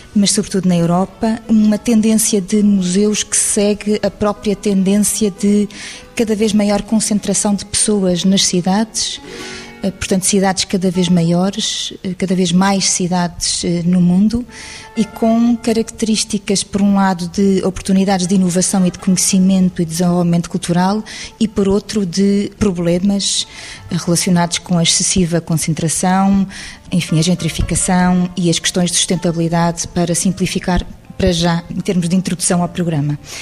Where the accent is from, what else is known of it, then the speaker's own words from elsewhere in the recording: Lisbon, Portugal; como eu, Alfacinha de Gema